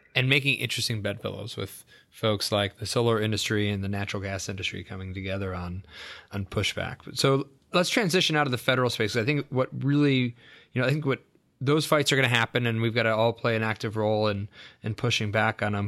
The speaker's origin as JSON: {"language": "English", "region": "New York", "country": "United States", "moved": "yes", "lives_now": "Washington, United States", "said": "I'm from New York originally"}